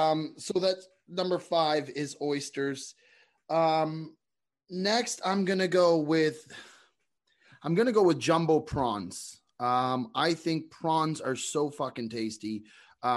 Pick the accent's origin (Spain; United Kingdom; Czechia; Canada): Canada; I'm Canadian.